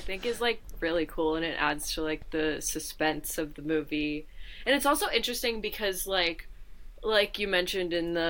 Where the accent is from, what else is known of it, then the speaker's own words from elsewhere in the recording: Boston, Massachusetts, United States; I'm from Boston. I can do that.